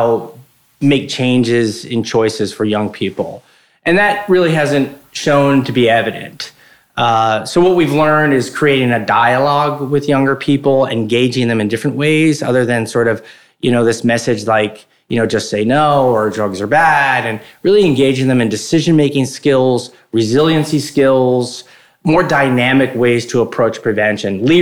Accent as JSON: {"language": "English", "town": "Morris Plains", "region": "New Jersey", "country": "United States", "tie": "born or raised there", "said": "I grew up in Morris County, a little town called Morris Plains, and 1 square mile, and went to Morristown High School"}